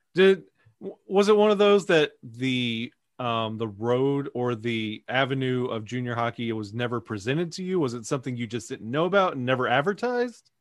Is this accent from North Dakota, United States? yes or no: no; Alabama, United States; growing up, uh, being from Alabama